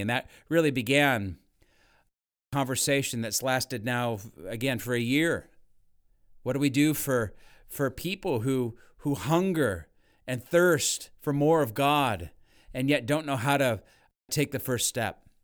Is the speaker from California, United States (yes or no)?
yes; Northern California, United States; I grew up in Northern California